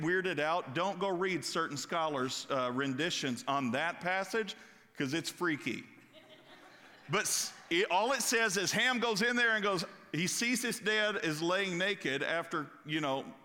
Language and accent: English; Kentucky, United States; I'm from Kentucky